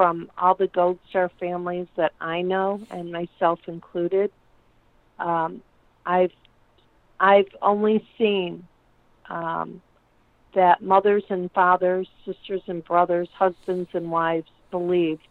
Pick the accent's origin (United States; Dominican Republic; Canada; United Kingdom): United States; I'm an American